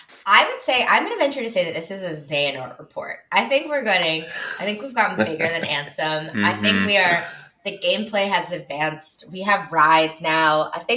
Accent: South Florida, United States; moved away; Like I'm from South Florida originally. And so I grew up going to Disney World.

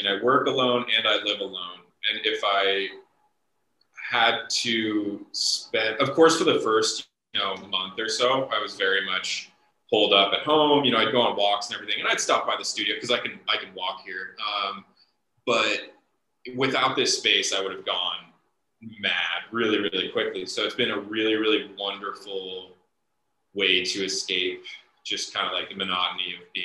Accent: Ohio, United States; I grew up in Ohio for the most part.

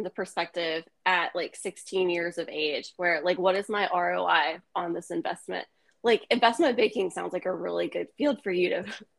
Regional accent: the South, United States; I'm from the South.

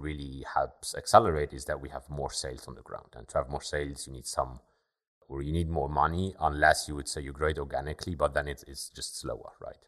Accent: Luxembourg; also born or lived in Germany; Born and raised in Luxembourg, I went to high school here in Luxembourg

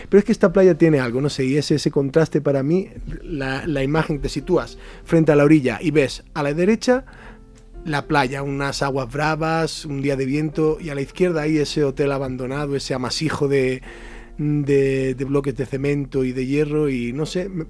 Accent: Jaén, Andalusia, Spain; siendo yo una persona de interior, de Jaén, de toda la vida.

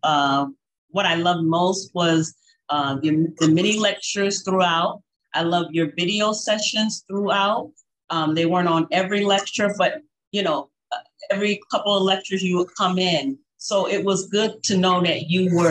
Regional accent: New Haven, Connecticut, United States; now in New York, United States; I was born and raised in New Haven, Connecticut.

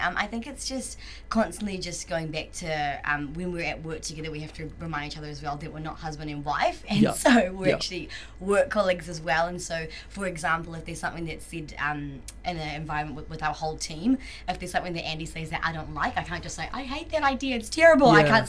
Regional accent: South Africa; I'm full South African.

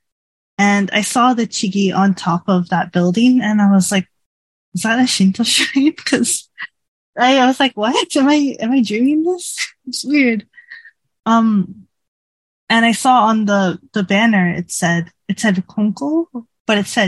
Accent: Toronto, Ontario, Canada; moved away as an adult; now in Japan; I used to live in Canada, in Toronto. That's my home country and my hometown

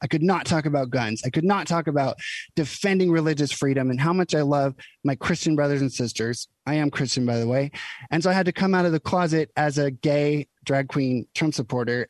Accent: United States; I'm just an American

